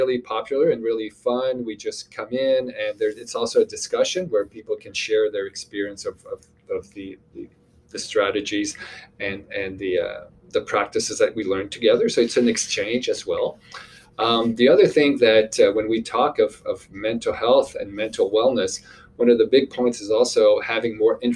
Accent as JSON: {"language": "English", "town": "Montreal", "region": "Quebec", "country": "Canada", "moved": "as an adult", "lives_now": "Nova Scotia, Canada", "said": "I'm originally from Montreal, Quebec. I moved to Nova Scotia about 20 years ago"}